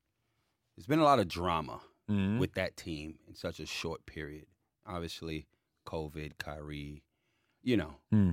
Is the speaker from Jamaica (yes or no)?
yes; Jamaica; I'm Jamaican